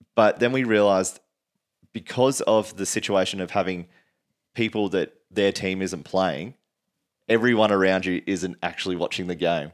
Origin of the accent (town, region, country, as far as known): Queensland, Australia; born or raised there; also born or lived in Sydney, New South Wales